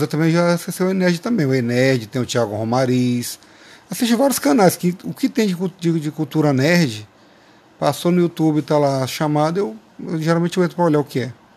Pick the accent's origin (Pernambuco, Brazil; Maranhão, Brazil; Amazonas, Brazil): Maranhão, Brazil; São Luís; also born or lived in Paraíba / São José de Ribamar; a minha infância aqui no Maranhão foi muito boa, foi saudável